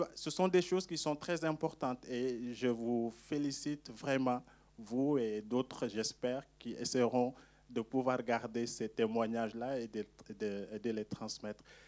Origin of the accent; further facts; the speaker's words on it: Senegal; je suis sénégalais